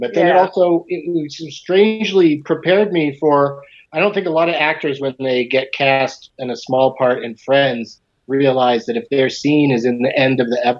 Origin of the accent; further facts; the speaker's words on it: San Diego, California, United States; I grew up in San Diego.